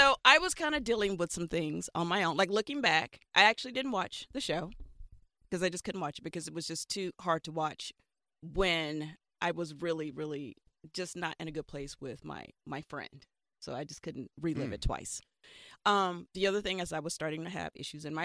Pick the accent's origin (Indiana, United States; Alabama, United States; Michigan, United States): Alabama, United States; I'm from Alabama